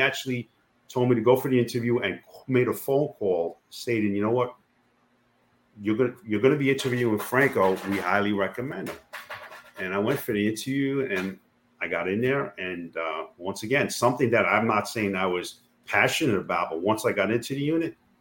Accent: New York City, New York, United States; I born and raised in Queens

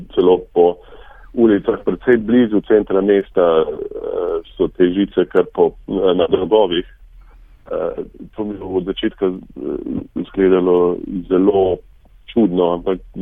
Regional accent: Šentjur, Slovenia; moved away as an adult; now in Nova Scotia, Canada; Mi smo se preselili iz Zelenja, ko sem bil star približno pet let na Proseniško, e, to je e, manjša vas v bližini Šentjurja

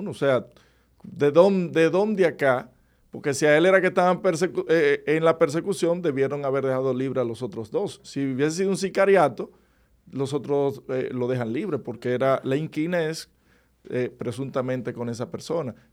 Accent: Monte Plata, Dominican Republic; Monte Plata, pues es mi pueblo

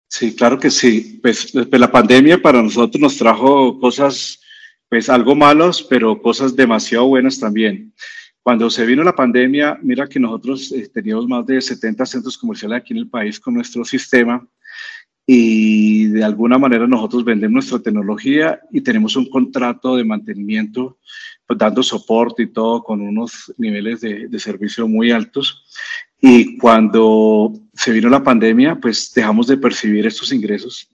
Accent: Colombia; nosotros como, como buenos colombianos

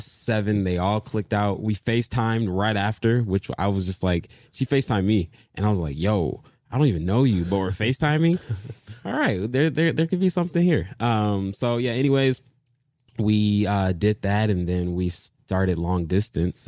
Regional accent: Detroit, Michigan, United States; moved away; also born or lived in Dallas / Los Angeles / New York City; I am originally from Detroit, Michigan

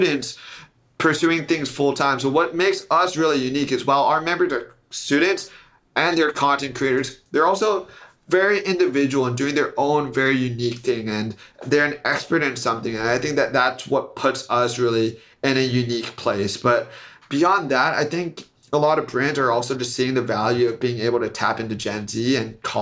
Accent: Silicon Valley, California, United States; I'm from Silicon Valley

